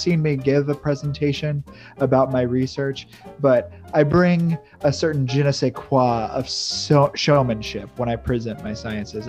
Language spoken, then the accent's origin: English; Midwest, United States; now in St. Petersburg, United States; I was born and raised in the Midwest